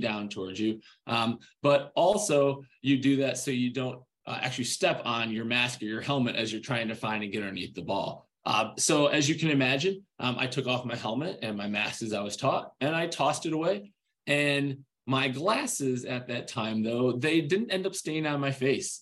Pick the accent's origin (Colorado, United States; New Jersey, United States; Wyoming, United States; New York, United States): New York, United States; Rochester; growing up in Rochester, New York.